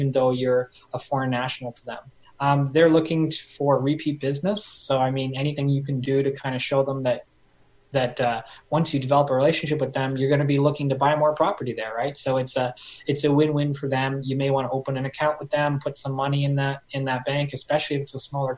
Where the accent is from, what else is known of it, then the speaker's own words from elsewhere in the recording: Canada; as a Canadian